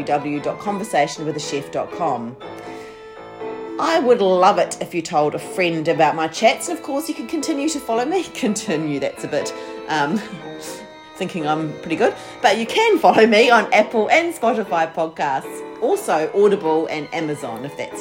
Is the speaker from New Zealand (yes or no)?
yes; New Zealand; accent: New Zealand; with my New Zealand accent